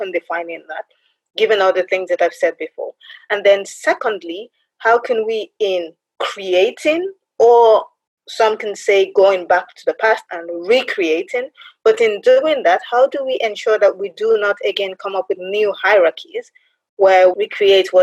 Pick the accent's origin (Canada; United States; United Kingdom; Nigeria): Nigeria; I'm Nigerian in origin